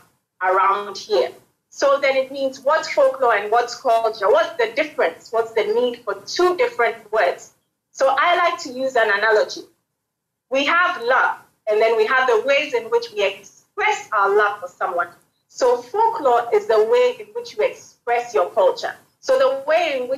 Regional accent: Ghana; I am a Ghanaian

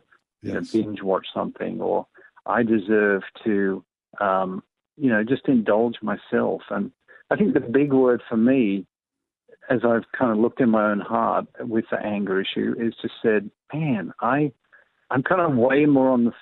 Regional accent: Australia; I'm from Australia

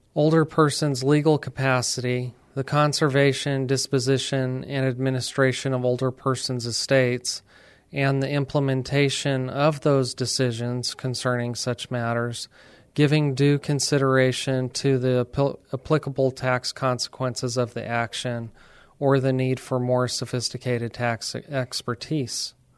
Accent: Alamogordo, New Mexico, United States; moved away as an adult; now in San Antonio, United States; we decided to stay here instead of returning to our hometown in New Mexico.

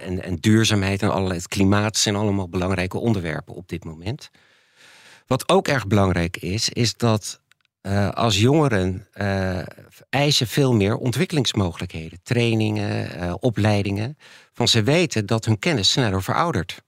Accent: Netherlands; also born or lived in United States

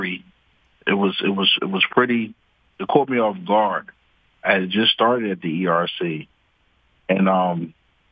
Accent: Philadelphia, Pennsylvania, United States; I'm originally from North Philadelphia, Strawberry Mansion area, 31st in Montgomery

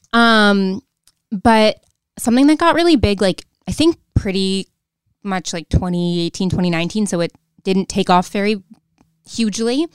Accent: Rochester, New York, United States; accent: Rochester; my Rochester accent

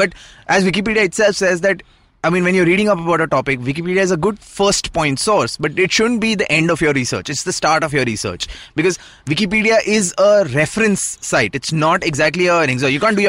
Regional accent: Ahmedabad, Gujarat, India; So I was born and raised in Ahmedabad.

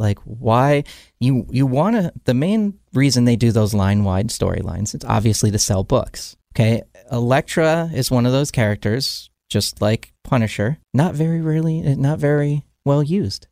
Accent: New Jersey, United States; I grew up in New Jersey.

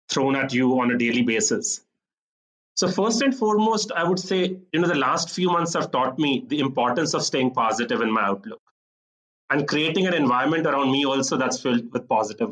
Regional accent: Chandigarh, India; moved away as an adult; also born or lived in Delhi / Singapore / London; now in Bengaluru, India; I spent my childhood in a small city. I grew up in Chandigarh

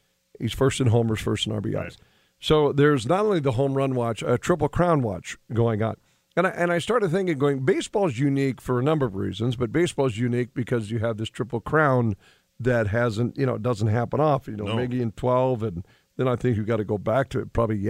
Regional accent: Western North Dakota, United States; moved away as an adult; also born or lived in West Central Minnesota; I grew up in Western North Dakota, and I've been in the eastern part now near West Central Minnesota for the better part of 30 plus years.

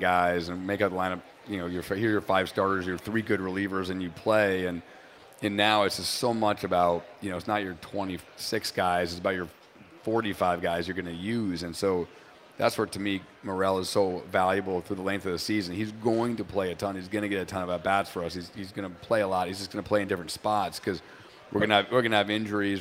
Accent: New Hampshire, United States; moved away; also born or lived in Boston; I grew up in New Hampshire

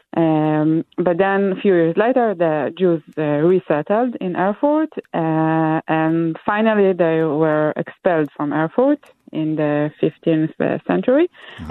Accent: Israel; moved away; I'm from Israel originally

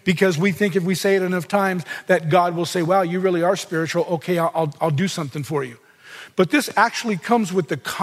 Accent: Southern California, United States; I grew up in Southern California

